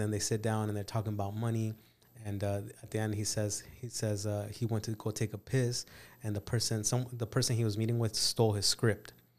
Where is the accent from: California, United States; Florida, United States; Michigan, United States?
California, United States; also born or lived in Mexico; I grew up in California